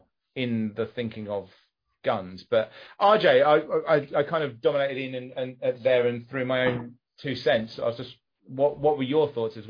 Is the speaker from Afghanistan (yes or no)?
no; United Kingdom; it's another British person